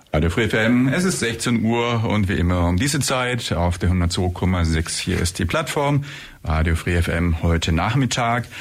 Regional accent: Germany; bei uns in Deutschland

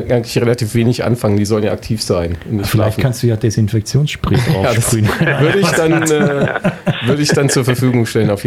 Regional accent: Northern Germany, Germany; Ich komme ja aus dem Norden und bei mir ist es in die Wiege gelegt worden, weil mein Onkel war früher Präsident von Werder Bremen.

